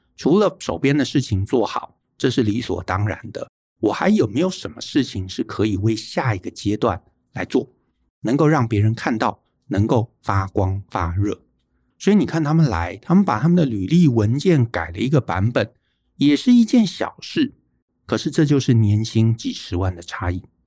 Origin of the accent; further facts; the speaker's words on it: Taiwan; 我们在台湾长大